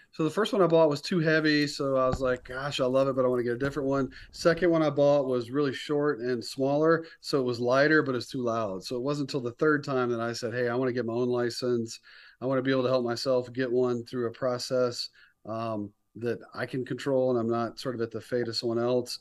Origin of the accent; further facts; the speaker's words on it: near Raleigh-Durham, North Carolina, United States; moved away as an adult; also born or lived in Florida; So I grew up in North Carolina.